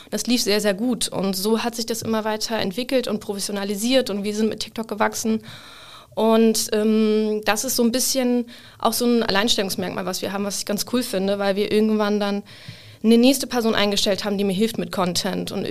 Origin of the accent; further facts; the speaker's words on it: Hamburg, Germany; now in Cologne, Germany; Ich komme ursprünglich aus Hamburg. Ich bin ähm, vor vier Jahren nach Köln gezogen für mein Online-Marketing-Studium